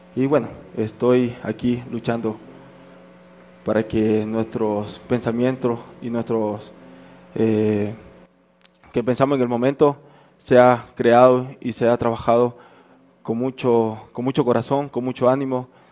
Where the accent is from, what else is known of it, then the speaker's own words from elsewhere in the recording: the Oriente, Amazon region, Ecuador; also born or lived in Esmeraldas (family); now in Quito, Ecuador; yo soy del Oriente, pero la mayoría de mi familia es Esmeralda